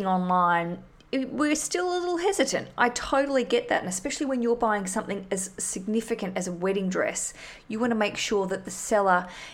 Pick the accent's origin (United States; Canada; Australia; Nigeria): Australia; now in London, United Kingdom; I'm Australian.